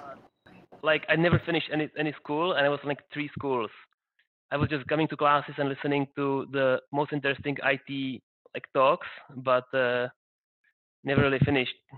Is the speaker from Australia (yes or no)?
no; Prague, Czechia; I'm actually from Prague